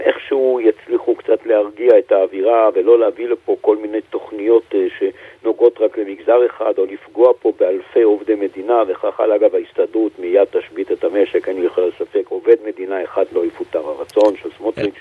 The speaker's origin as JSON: {"language": "Hebrew", "town": "Jerusalem", "region": "Jerusalem District", "country": "Israel", "tie": "born or raised there", "said": "כירושלמי, נולדתי פה, אני חי פה הרבה שנים"}